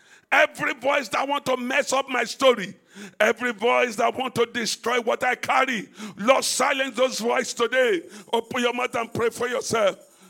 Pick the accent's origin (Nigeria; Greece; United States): Nigeria; Let me leave Nigeria. You know, I came from Nigeria. I went to Dubai.